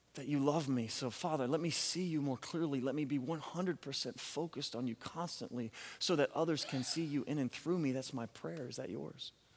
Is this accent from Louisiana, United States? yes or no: yes; Louisiana, United States; We're from Louisiana